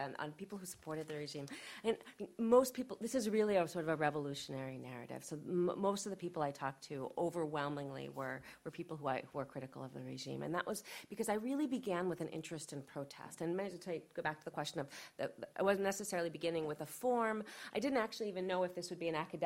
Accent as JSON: {"language": "English", "country": "United States", "said": "I'm an American"}